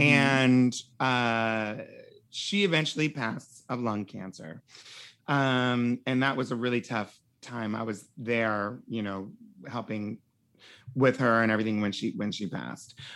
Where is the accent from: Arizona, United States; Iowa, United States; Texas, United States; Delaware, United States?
Delaware, United States; Wilmington; moved away as an adult; also born or lived in Pennsylvania; my grandparents' house is in Pennsylvania, um, which is where I was born, and then I grew up in Wilmington, Delaware.